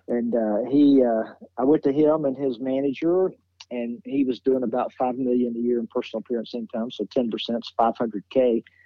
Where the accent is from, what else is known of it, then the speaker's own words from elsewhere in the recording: Nashville, Tennessee, United States; I was born and raised in Nashville